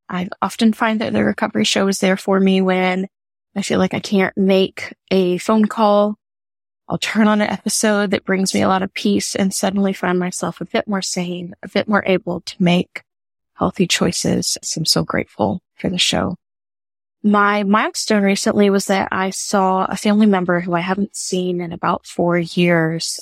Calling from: New Orleans, Louisiana, United States; I'm calling from New Orleans

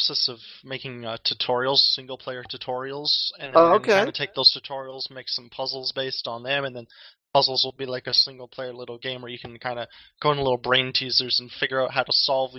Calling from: Toronto, Ontario, Canada; And I'm in Toronto myself.

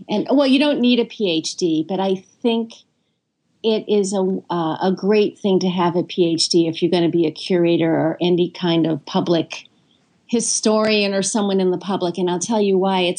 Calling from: South Carolina, United States; I'm calling in from South Carolina.

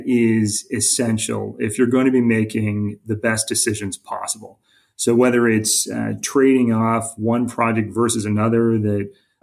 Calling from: Kennesaw, Georgia, United States; we have our hub of our global R&D network in a suburb, Kennesaw, and that's where I'm calling in from.

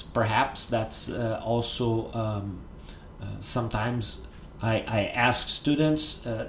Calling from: Porto Alegre, Rio Grande do Sul, Brazil

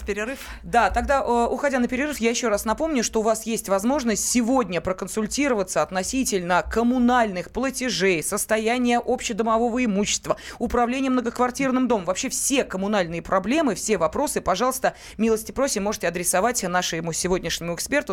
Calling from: Rostov-on-Don, Rostov Oblast, Russia; Я звоню из Ростова-на-Дону

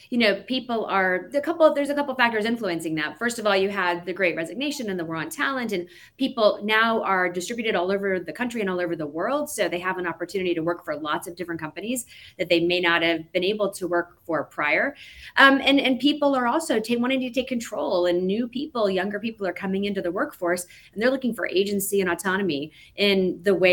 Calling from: Atlanta, Georgia, United States; Um, I'm standing actually in Atlanta, Georgia, oh. right now.

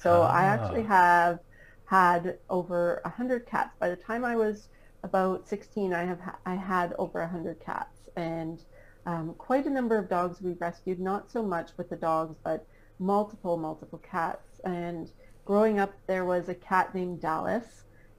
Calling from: Canada; Right now, I am back in Canada. We just got back from Florida 2 weeks ago.

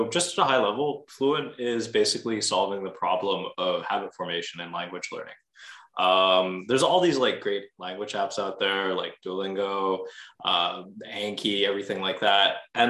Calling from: Montreal, Quebec, Canada; I'm calling from Montreal, Quebec, here in beautiful Canada.

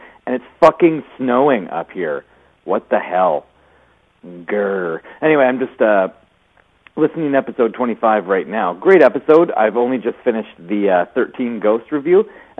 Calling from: Canada; I'm calling from Canada.

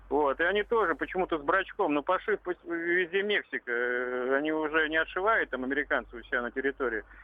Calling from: Tver, Tver Oblast, Russia; я из Твери, ….

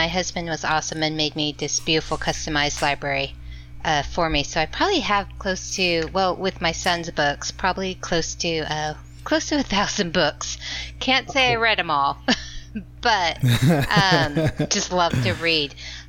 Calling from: Double Oak, Texas, United States; calling from Double Oak, Texas.

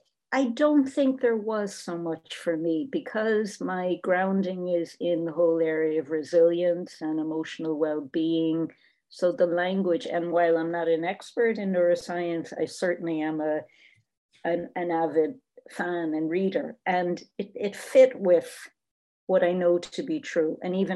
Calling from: Ireland; as I'm speaking from Ireland

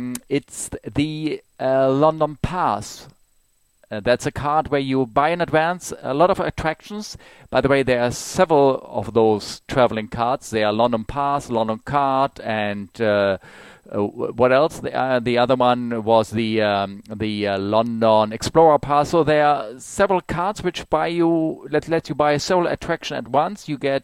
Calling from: Germany; from Germany calling

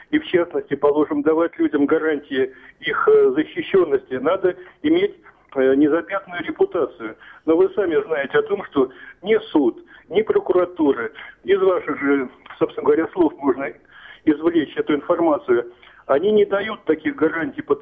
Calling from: Tver, Tver Oblast, Russia; Город Тверь беспокоит.

